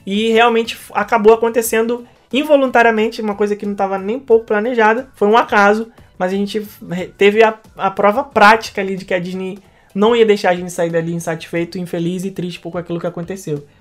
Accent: Brazil; a gente é um grupo é, de brasileiros

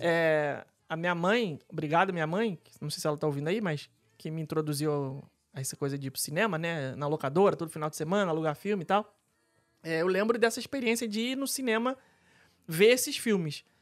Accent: Rio de Janeiro, Brazil; now in Orlando, United States; eu como carioca

